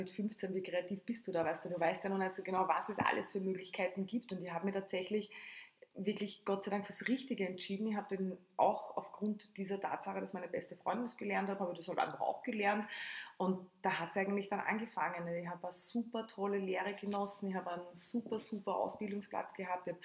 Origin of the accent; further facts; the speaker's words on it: Lower Austria, Austria; moved away as an adult; also born or lived in Tulln; now in Vienna, Austria; bin aus Niederösterreich, also wirklich am, am, am Land zu Hause und bin dann 2003 nach Wien gegangen